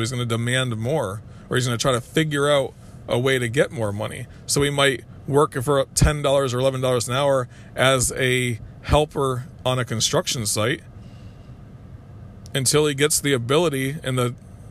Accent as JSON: {"language": "English", "town": "Kissimmee", "region": "Florida", "country": "United States", "tie": "born or raised there", "said": "I grew up in Kissimmee, Florida at the time."}